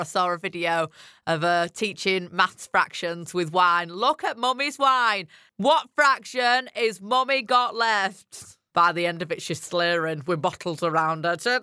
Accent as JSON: {"language": "English", "region": "Yorkshire and the Humber", "country": "United Kingdom", "accent": "strong Yorkshire", "said": "my strong Yorkshire accent"}